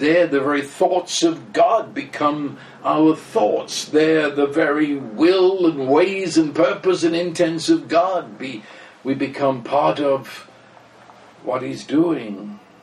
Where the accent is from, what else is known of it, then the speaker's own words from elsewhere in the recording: England, United Kingdom; I am English, I'm as British as British